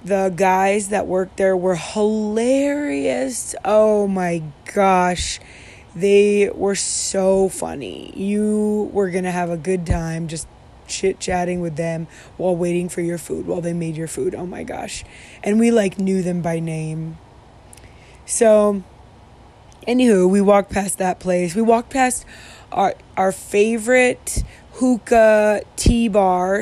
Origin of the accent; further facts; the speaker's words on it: Midwest, United States; I'm from the Midwest and we say pop.